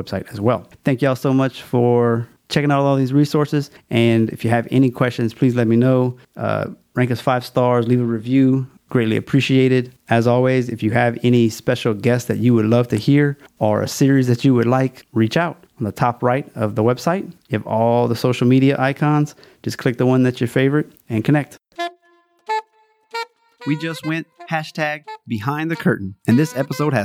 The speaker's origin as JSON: {"language": "English", "region": "Louisiana", "country": "United States", "tie": "born or raised there", "also_born_or_lived": "China", "said": "It's my home state"}